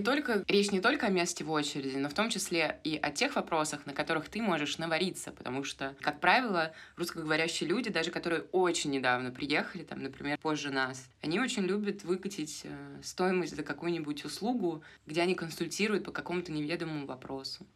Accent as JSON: {"language": "Russian", "region": "Moscow", "country": "Russia", "moved": "as an adult", "lives_now": "Argentina", "said": "я из Москвы"}